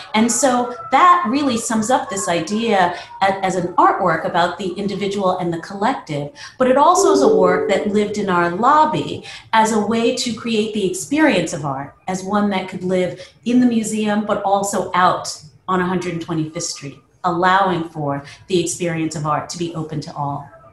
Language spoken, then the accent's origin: English; New York City, New York, United States; I grew up here in New York City